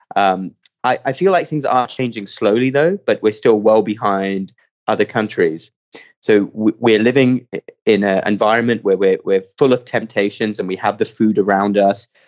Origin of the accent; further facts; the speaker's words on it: United Kingdom; moved away as an adult; also born or lived in Cardiff / Baltimore; now in United States; I grew up just outside London